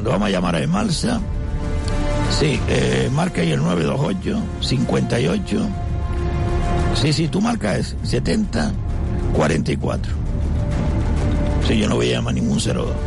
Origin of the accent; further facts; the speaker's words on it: Canary Islands, Spain; Canarias tiene poco futuro, los canarios tenemos poco futuro. Yo soy canario, tengo 80 años.